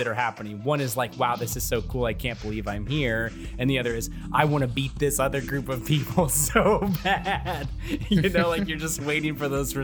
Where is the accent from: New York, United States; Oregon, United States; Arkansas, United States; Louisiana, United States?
Oregon, United States; Portland; growing up in Portland